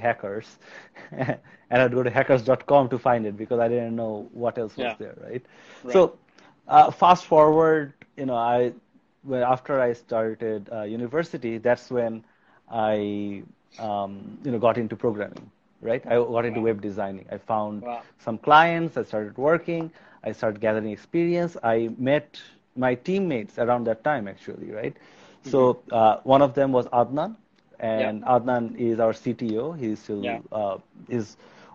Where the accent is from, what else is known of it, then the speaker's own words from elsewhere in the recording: Bangladesh; I was born and raised in Bangladesh